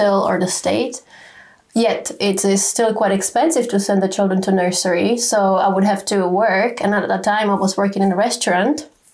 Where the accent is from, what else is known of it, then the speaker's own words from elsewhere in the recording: Czechia; moved away as an adult; now in United Kingdom; we come originally from the Czech Republic